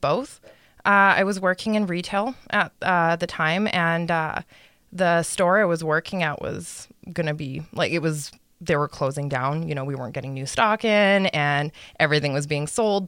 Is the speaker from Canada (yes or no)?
yes; Edmonton, Alberta, Canada; I grew up in Edmonton.